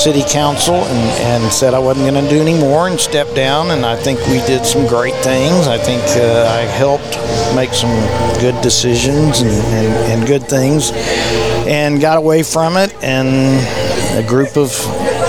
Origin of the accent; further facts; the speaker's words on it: River Oaks, Texas, United States; I'm from River Oaks, Texas.